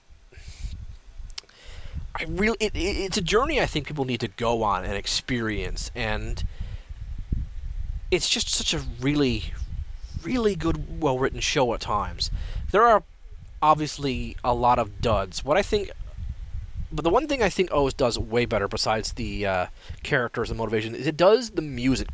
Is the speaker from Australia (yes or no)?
no; Canada; I'm a Canadian